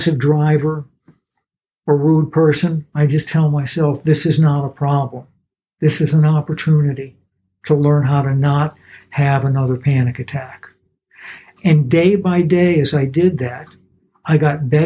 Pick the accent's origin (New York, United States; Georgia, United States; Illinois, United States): Georgia, United States; Atlanta; I was growing up in Atlanta, and I would go hear every kind of music